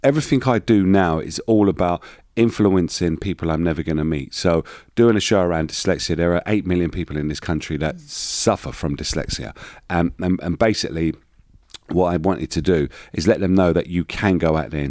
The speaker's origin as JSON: {"language": "English", "region": "London", "country": "United Kingdom", "tie": "born or raised there", "said": "born and bred in East London from a very poor background"}